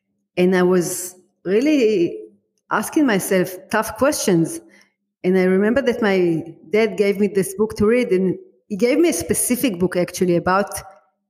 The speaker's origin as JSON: {"language": "English", "country": "Israel", "said": "I'm from Israel. You can hear by my accent"}